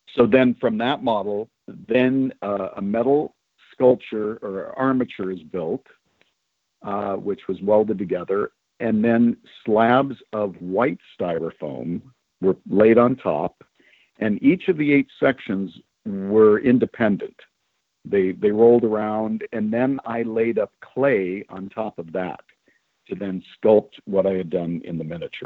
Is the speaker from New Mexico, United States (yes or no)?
no; California, United States; also born or lived in Chicago, Illinois; I was a California kid, even though I was born in Chicago.